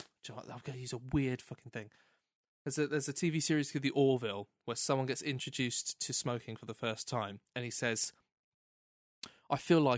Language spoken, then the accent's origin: English; Oxfordshire, South East England, United Kingdom; accent: reasonably posh; moved away as an adult; also born or lived in Derby; Because I'm from Oxfordshire, so I sound kind of reasonably posh.